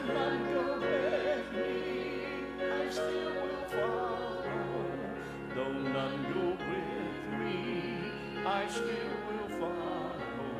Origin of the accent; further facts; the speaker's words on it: the South, United States; as a Southerner